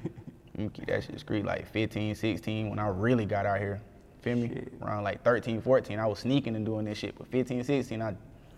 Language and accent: English; Conway, South Carolina, United States; I'm from Conway, South Carolina, but we shit, be saying Myrtle Beach.